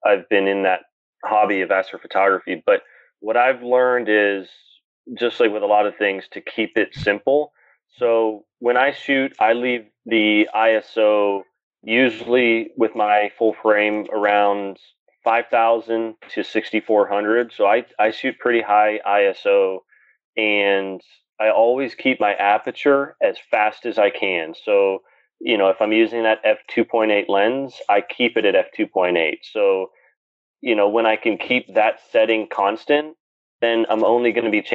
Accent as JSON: {"language": "English", "region": "Pennsylvania", "country": "United States", "said": "an astrophotographer from Pennsylvania"}